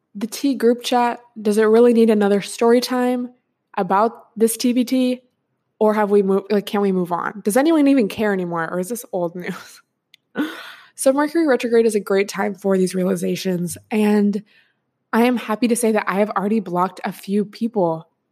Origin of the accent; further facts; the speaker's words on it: Washington, United States; moved away; I grew up in Washington State, so, like, West Coast gang